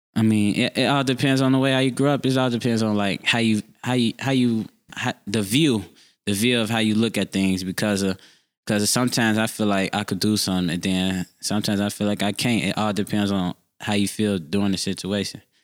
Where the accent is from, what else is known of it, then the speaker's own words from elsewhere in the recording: Chicago, Illinois, United States; I grew up on Fifty Third and Aberdeen. I still live there to this day.